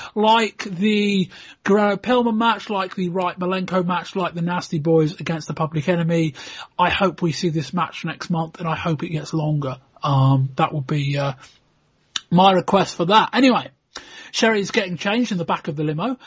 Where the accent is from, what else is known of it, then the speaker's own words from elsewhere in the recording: United Kingdom; we're British